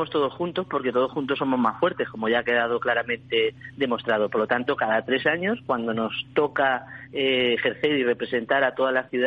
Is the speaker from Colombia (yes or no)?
no; Spain; y eso somos ahora los españoles.